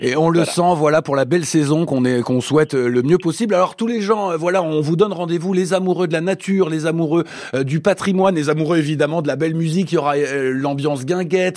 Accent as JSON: {"language": "French", "area": "Limousin", "region": "Nouvelle-Aquitaine", "country": "France", "said": "chez nous en Limousin"}